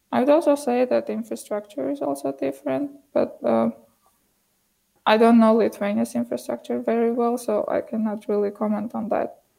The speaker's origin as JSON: {"language": "English", "region": "Yerevan", "country": "Armenia", "also_born_or_lived": "Montreal, Canada / Toronto, Canada", "second_language": "English", "said": "I'm from Armenia"}